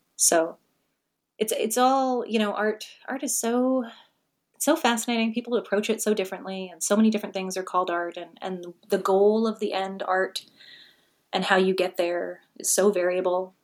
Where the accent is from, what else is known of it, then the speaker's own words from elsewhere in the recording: Pacific Northwest, United States; moved away; I'm from the Pacific Northwest